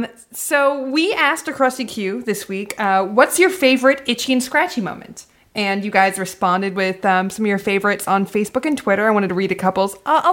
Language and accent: English; Los Angeles, California, United States; Yeah, I'm from North Hollywood.